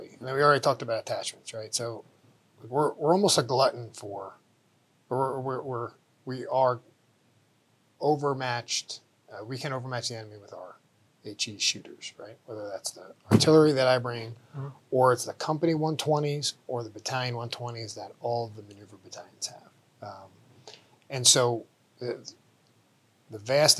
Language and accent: English; New Jersey, United States; moved away as an adult; also born or lived in Fort Hood, Texas; now in Fort Carson, United States; I'm from New Jersey originally